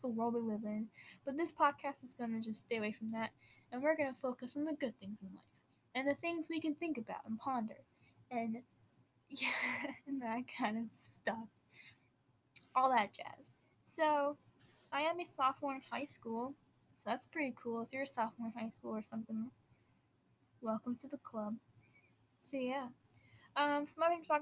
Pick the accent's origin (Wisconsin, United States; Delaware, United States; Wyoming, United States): Wisconsin, United States; I'm from Wisconsin, so I do say "ope" a lot